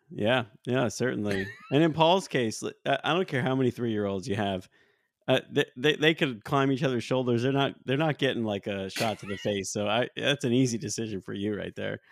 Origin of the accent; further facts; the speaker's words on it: United States; as an American